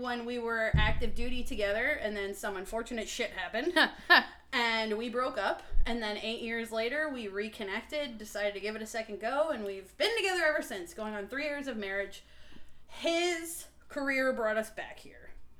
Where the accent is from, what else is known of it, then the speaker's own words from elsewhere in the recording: New Jersey, United States; moved away as an adult; I was born and raised in New Jersey. Family lives in Florida now.